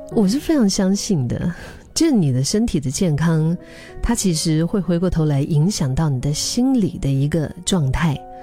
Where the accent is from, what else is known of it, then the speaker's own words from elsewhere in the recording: Dali, Yunnan, China; now in Singapore; 回到大理，我的老家